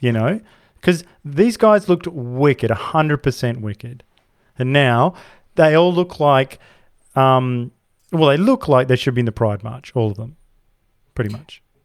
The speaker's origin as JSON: {"language": "English", "town": "Perth", "region": "Western Australia", "country": "Australia", "said": "I come from Perth, the most isolated city in the world."}